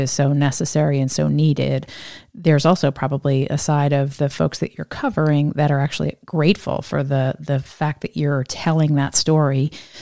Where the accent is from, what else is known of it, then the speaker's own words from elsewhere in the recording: Northeast, United States; I'm from the Northeast